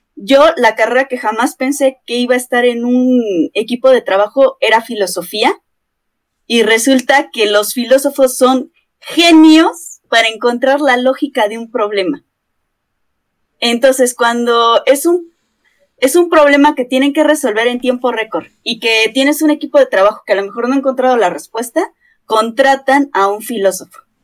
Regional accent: Mexico; aquí en México usamos la palabra de puto genio

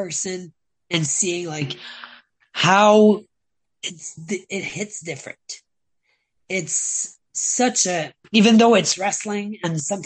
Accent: Canada; I'm Canadian

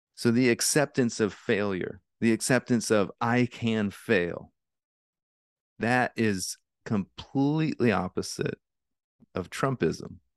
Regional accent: Alaska, United States; I grew up in Alaska

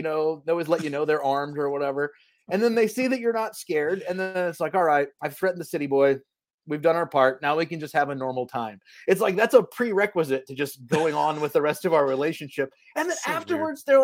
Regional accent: Kentucky, United States; moved away; I grew up in a small town

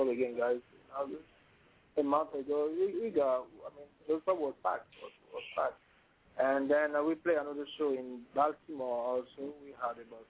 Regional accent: Togo; English is a second language; now in Washington, D.C., United States; I'm from Togo

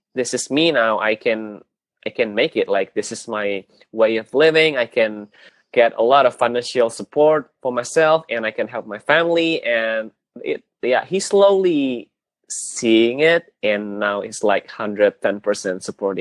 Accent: Jakarta, Indonesia; also born or lived in Bali; in Jakarta, where I live, my hometown

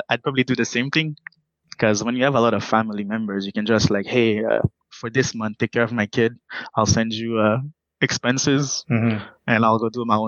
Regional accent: Montreal, Quebec, Canada; also born or lived in Haiti; Growing up in Quebec, most especially in Montreal. Growing up in Montreal, you get the opportunity to experience multiculturality

